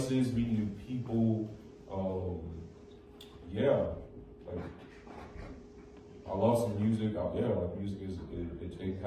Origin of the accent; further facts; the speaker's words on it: Chicago, Illinois, United States; I was raised in Humboldt Park